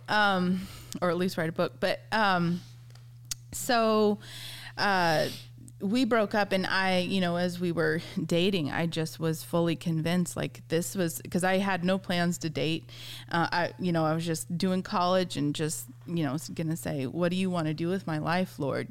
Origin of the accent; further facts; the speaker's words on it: San Diego, California, United States; moved away as an adult; also born or lived in South Carolina; I grew up in San Diego, California